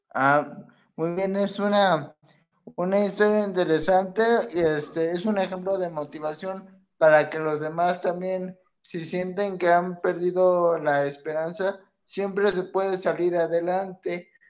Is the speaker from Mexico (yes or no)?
yes; Mexico; aquí en México